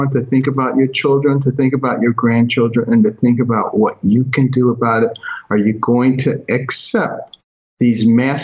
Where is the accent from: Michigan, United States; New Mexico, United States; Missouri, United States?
Michigan, United States; Detroit; also born or lived in Boston, Massachusetts; when I was a kid growing up in Detroit and Boston